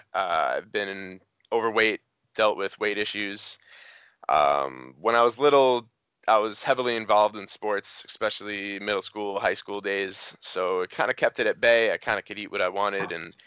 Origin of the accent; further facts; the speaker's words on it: New York, United States; moved away as an adult; also born or lived in Cincinnati; I moved to Cincinnati. I'm from New York originally